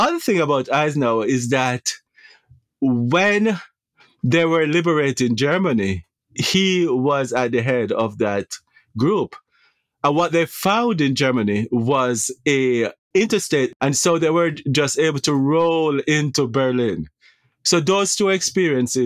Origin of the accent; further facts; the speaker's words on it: Jamaica; moved away as an adult; now in United States; So I am a Jamaican native